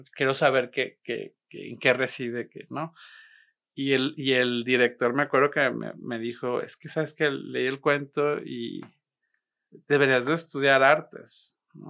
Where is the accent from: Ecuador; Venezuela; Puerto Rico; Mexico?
Mexico; Monterrey, Nuevo León; also born or lived in Guadalajara; Crecí aquí en Monterrey, sí. Nací en Guadalajara, pero crecí aquí en Monterrey, entonces soy, soy regimontano